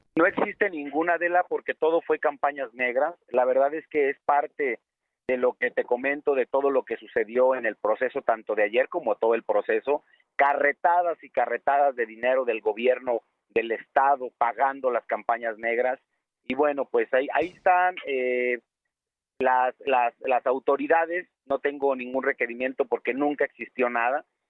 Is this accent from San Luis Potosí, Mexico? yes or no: yes; San Luis Potosí, Mexico; todos somos potosinos